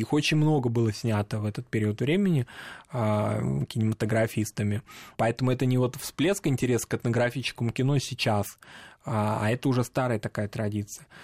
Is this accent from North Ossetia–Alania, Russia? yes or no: yes; North Ossetia–Alania, Russia; в Северной Осетии у нас